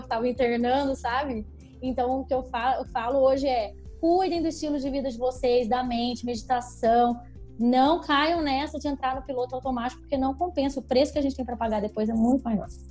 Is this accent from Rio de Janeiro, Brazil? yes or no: no; Taubaté, São Paulo, Brazil; also born or lived in Belo Horizonte; Eu nasci em Belo Horizonte, mas eu fiquei muito pouco tempo lá, já vim para Taubaté, então eu vivi a vida inteira em Taubaté.